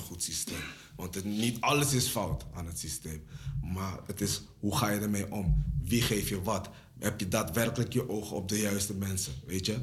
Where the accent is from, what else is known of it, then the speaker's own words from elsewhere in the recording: Suriname; now in Netherlands; Ik ben een Surinamer, heb ik al gezegd. Weet je, en ik woon hier